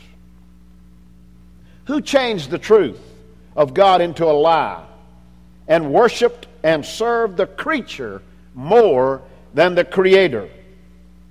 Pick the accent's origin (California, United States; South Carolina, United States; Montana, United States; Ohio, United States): South Carolina, United States; Anderson; My birth certificate says that I was born in Anderson, South Carolina